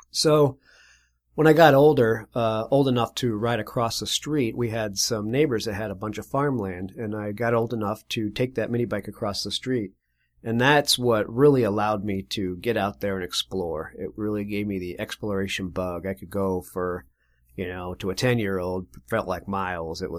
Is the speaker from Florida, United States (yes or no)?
no; Connecticut, United States; also born or lived in Spain; I was from a, a Navy family, and which means I was born in Spain and uh, ultimately moved over to the United States after I was a year old and was moved around the around the country to multiple states. But I claimed to be from Connecticut.